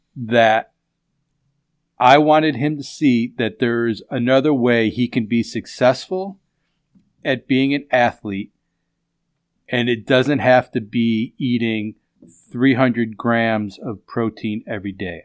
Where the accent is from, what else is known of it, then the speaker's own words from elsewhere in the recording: Chicago, Illinois, United States; When I grew up in West Rogers Park, if we wanted fish, I went to the fishmonger.